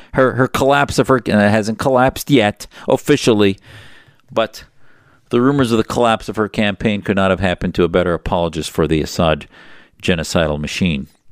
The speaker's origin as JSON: {"language": "English", "region": "Wisconsin", "country": "United States", "tie": "born or raised there", "moved": "yes", "lives_now": "Arizona, United States", "said": "I grew up in Wisconsin"}